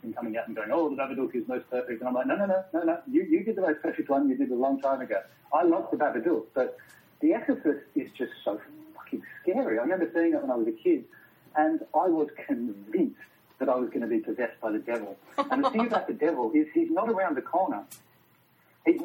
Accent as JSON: {"language": "English", "country": "Australia", "said": "as an Australian filmmaker"}